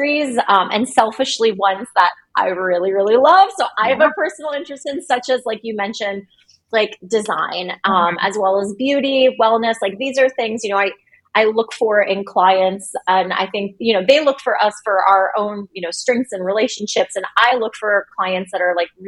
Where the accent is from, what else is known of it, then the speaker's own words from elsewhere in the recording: Cincinnati, Ohio, United States; moved away as an adult; also born or lived in New York City, United States / Cleveland, Ohio, United States; we packed up and moved to Cincinnati, which is my hometown